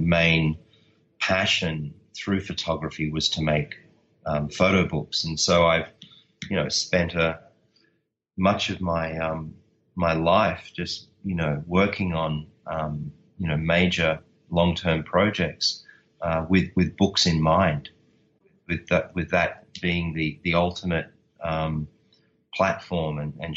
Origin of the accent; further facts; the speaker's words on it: Australia; I'm Australian